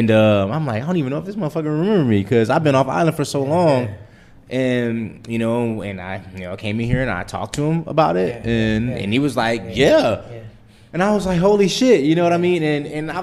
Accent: Los Angeles, California, United States; also born or lived in Palmdale, California / Lancaster, California; I'm from Watts originally. Watts. Then I moved to Palmdale, Lancaster

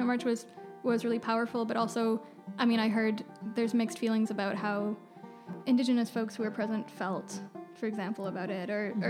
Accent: West Coast, United States; especially growing up on the West Coast, everyone is an environmentalist.

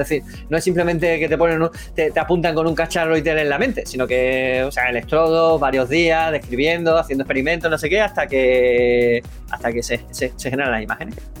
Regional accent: Andalusia, Spain; accent: Andalusian; mi acento andaluz

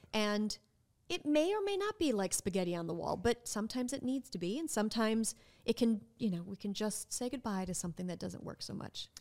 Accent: Minnesota, United States; moved away as an adult; now in New Orleans, United States; I am from Minnesota, and growing up, our public school education, educational system was quite good

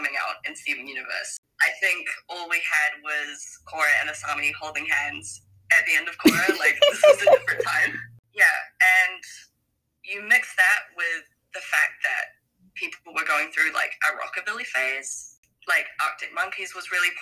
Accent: New Zealand; I'm from New Zealand

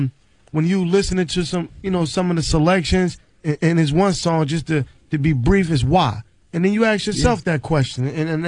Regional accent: Newark, New Jersey, United States; I'm from Newark, New Jersey.

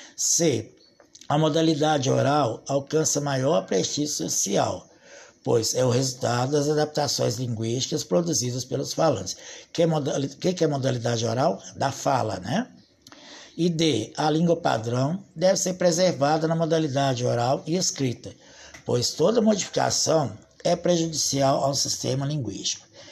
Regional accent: Brazil; Nós somos brasileiros e nós falamos o português.

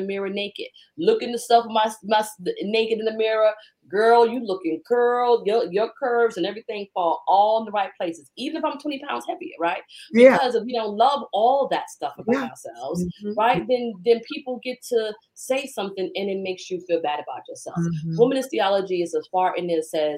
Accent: New York City, New York, United States; accent: Bronx; moved away; growing up in New York

